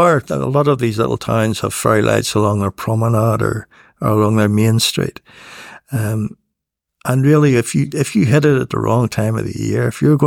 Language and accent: English; Northern Ireland, United Kingdom; And when she found out I was from the North of Ireland, she told me she'd been there and that she'd driven the coast road.